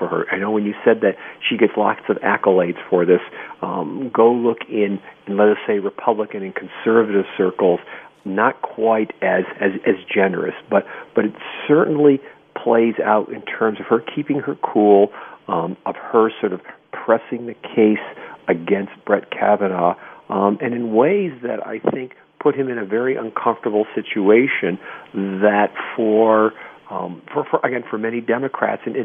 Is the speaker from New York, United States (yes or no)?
yes; New York, United States; now in Minnesota, United States; I'm from New York